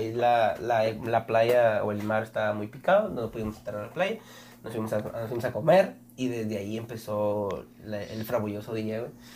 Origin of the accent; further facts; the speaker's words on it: Mexico; qué bueno que nací aquí. A veces sí quise ser de Estados Unidos, pero qué bueno que nací en México